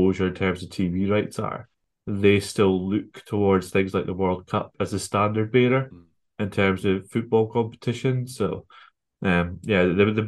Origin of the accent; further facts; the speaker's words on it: Scotland, United Kingdom; I'm Scottish